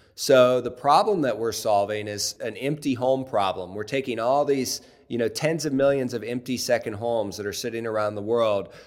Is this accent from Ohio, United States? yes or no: yes; Cincinnati, Ohio, United States; I grew up in in Cincinnati, Ohio